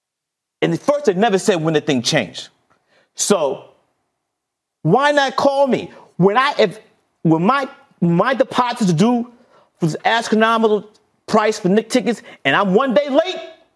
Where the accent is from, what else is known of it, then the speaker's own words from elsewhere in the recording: New York City, New York, United States; I grew up in Fort Greene, Brooklyn.